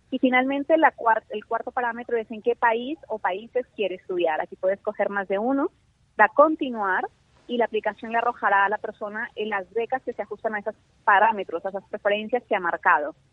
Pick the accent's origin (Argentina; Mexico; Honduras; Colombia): Colombia; yo soy colombiana, estudié eh, ciencias políticas.